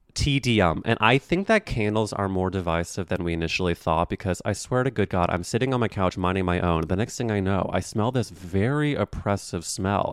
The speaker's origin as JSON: {"language": "English", "town": "St. Louis", "region": "Missouri", "country": "United States", "said": "I'm from Saint Louis, Missouri"}